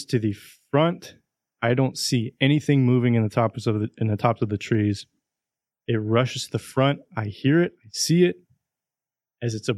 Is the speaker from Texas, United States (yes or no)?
yes; East Texas, United States; growing up in East Texas